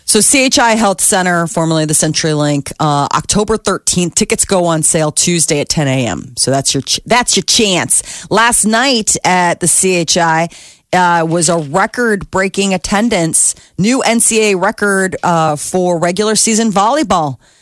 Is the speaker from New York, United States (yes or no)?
no; Omaha, Nebraska, United States; I am in my hometown